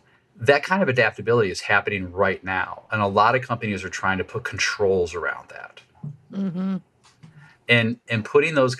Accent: United States

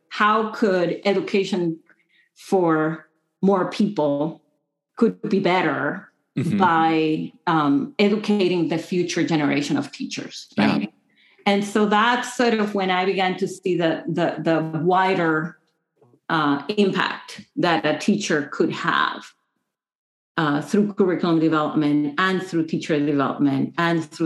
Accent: Dominican Republic; moved away as an adult; also born or lived in Vancouver, Canada; now in Michigan, United States; I grew up in the Dominican Republic, which is a little country.

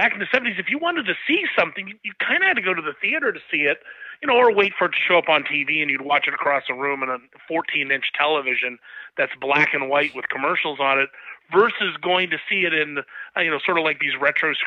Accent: Columbus, Ohio, United States; also born or lived in Bowling Green, Ohio; I grew up in Columbus, Ohio, right in the center of the state, still live there.

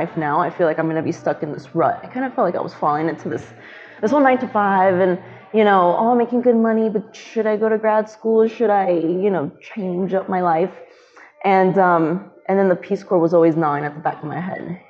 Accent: Miami, Florida, United States; moved away as an adult; also born or lived in Chicago, Illinois / Tampa, Florida; now in Chattanooga, United States; I am from Miami. I was born in Chicago, but then moved down to Miami at the age of 10

